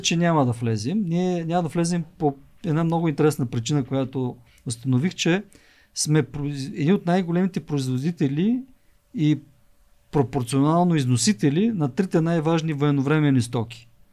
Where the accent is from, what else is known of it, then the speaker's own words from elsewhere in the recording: Svishtov, Veliko Tarnovo Province, Bulgaria; moved away; аз самия съм роден от провинцията и моят, град, моят роден град Свищов